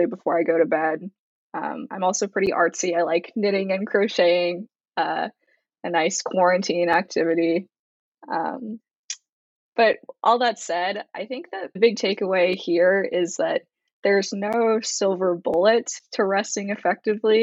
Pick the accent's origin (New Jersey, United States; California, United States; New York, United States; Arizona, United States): California, United States; Bay Area; moved away as an adult; also born or lived in Los Angeles, California; I'm born and raised in the Bay Area, and I'm currently home